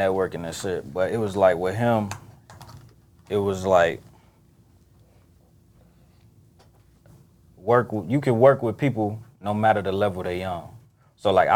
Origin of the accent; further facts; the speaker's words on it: Chicago, Illinois, United States; I'm from the East side